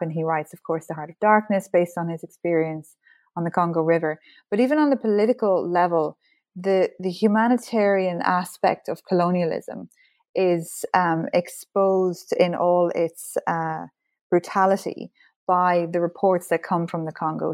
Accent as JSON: {"language": "English", "country": "Ireland", "said": "as an Irish person, history is very much part of our identity and our culture"}